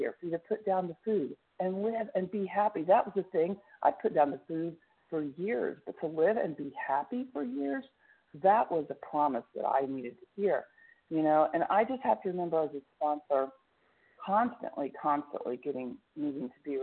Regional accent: Tulsa, Oklahoma, United States; Tulsa, Oklahoma.

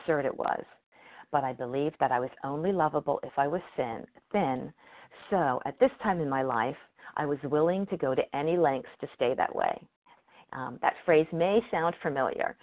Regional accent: Cincinnati, Ohio, United States; moved away as an adult; now in Connecticut, United States; Cincinnati, my hometown

